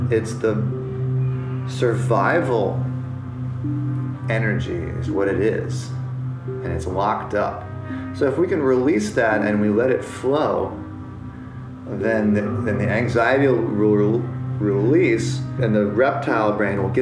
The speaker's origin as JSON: {"language": "English", "country": "United States", "tie": "born or raised there", "said": "I'm an American, and growing up as an American"}